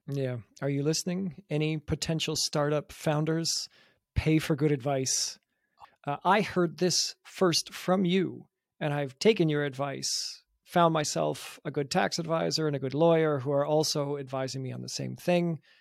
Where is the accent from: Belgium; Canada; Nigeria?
Canada; now in Munich, Germany; we're both from Canada